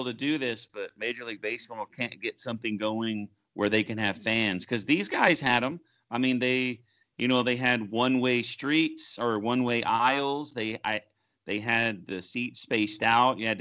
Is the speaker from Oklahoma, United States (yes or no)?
yes; Oklahoma, United States; I grew up in Oklahoma